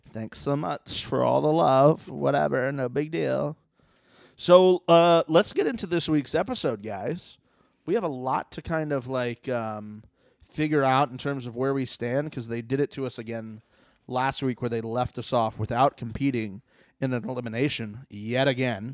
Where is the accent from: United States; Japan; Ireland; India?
United States; Florida; now in Los Angeles, United States; I'm from Florida.